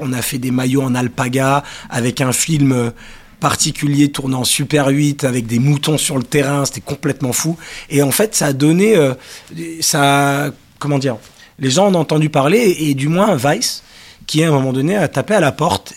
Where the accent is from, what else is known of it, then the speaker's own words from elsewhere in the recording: Paris, Île-de-France, France; also born or lived in Cannes / Manchester, England; je suis parisien, mais j'ai grandi, entre Paris et Cannes